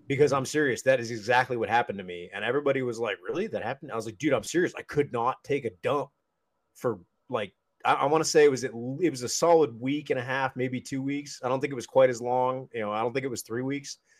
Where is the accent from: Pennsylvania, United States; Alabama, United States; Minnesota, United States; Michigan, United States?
Pennsylvania, United States; Erie; also born or lived in Texas / North Carolina; my parents moved to Pennsylvania when I was not quite 2